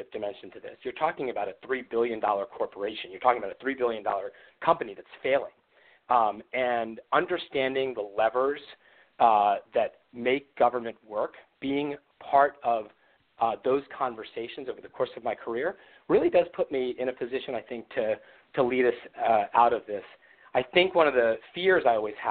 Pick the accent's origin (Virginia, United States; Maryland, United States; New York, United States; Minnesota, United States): Maryland, United States; Baltimore; I was a boy from Baltimore